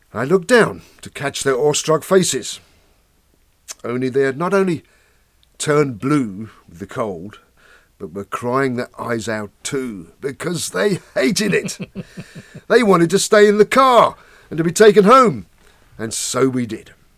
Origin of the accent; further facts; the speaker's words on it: suburban outer London, northwest Kent, South East England, United Kingdom; raised in suburbia in outer London, northwest Kent.